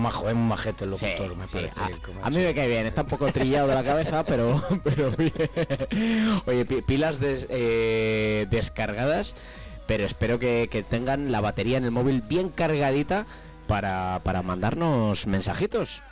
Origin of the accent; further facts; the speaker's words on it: Castile and León, Spain; nosotros somos del norte